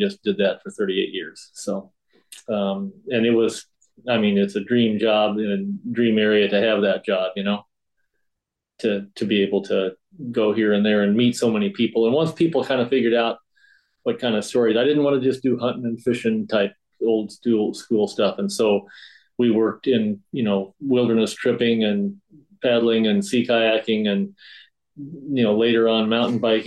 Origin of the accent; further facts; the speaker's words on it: Kansas, United States; moved away as an adult; also born or lived in Ely, Minnesota / Colorado / Duluth, Minnesota; now in Minnesota, United States; We grew up in Kansas, and Phyllis and I, after we got married, decided to move from Kansas to Ely in 76